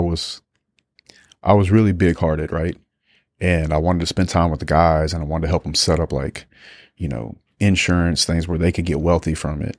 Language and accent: English; United States; being American.